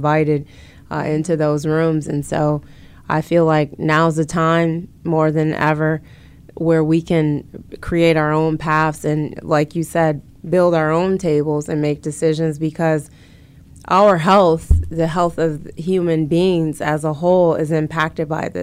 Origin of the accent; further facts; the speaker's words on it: Grand Rapids, Michigan, United States; now in Detroit, United States; I've always resided in majority black cities for most of my life, with the exception of growing up in Grand Rapids.